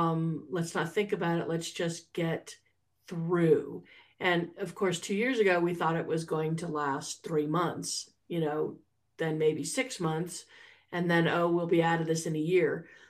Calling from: Santa Fe, New Mexico, United States; I am calling in from Ogopogo, otherwise known as Santa Fe, New Mexico.

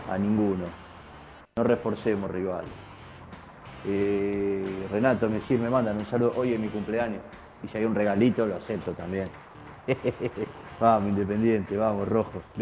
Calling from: Misiones, Argentina; de Misiones, te hablo.

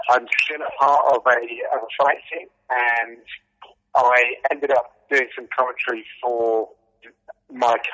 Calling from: Radlett, East of England, United Kingdom; I'm just north of London in a town called Radlett.

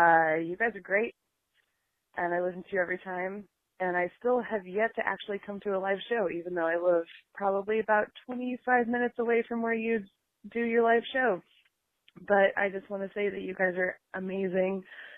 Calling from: Oregon City, Oregon, United States; I'm calling from Oregon City from my front porch at, I think, 5:27 a.m.

